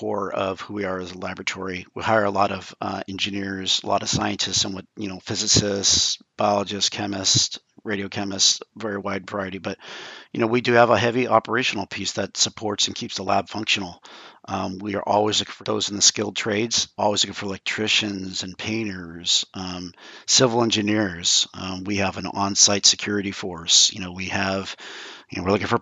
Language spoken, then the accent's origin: English; about 50 miles from Livermore, California, United States; I grew up close by to the laboratory